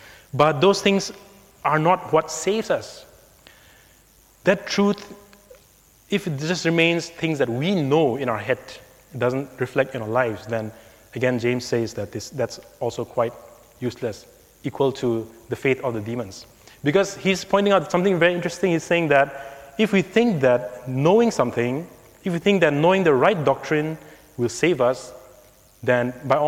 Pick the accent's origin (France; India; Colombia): India; growing up in India